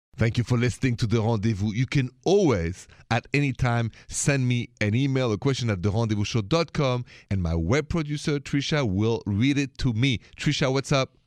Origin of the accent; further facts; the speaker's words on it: France; accent: French; English is a second language; now in United States; I'm from France.